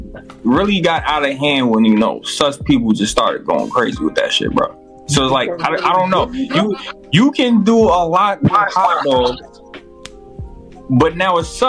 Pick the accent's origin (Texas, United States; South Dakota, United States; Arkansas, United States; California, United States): California, United States; Compton; I'm from Compton. I'm from California.